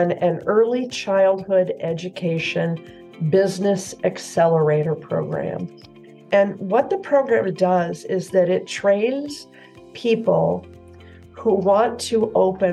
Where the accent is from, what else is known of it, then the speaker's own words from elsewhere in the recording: Southwest Michigan, United States; moved away as an adult; now in Central Oregon, United States; I grew up in a small town in Southwest Michigan